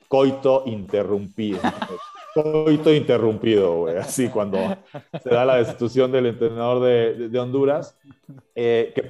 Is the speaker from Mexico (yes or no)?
yes; Mexico; como mexicano